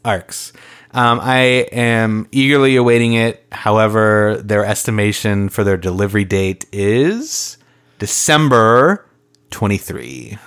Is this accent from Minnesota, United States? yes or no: yes; Minnesota, United States; we are from Minnesota.